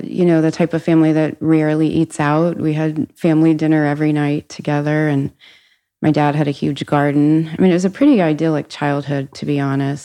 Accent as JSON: {"language": "English", "town": "Cincinnati", "region": "Ohio", "country": "United States", "tie": "born or raised there", "said": "I grew up in Cincinnati, family of four"}